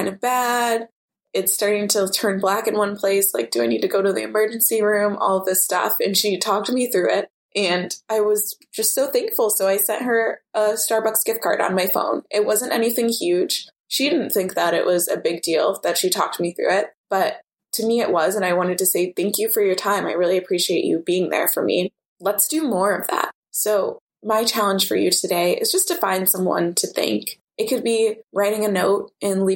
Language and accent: English; Oak Park, Illinois, United States; my mom and I grew up in Oak Park, which is known for having a lot of Frank Lloyd Wright houses